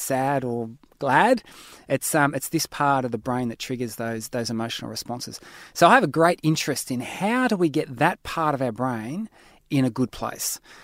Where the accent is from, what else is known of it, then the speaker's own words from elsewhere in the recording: Australia; I'm an Aussie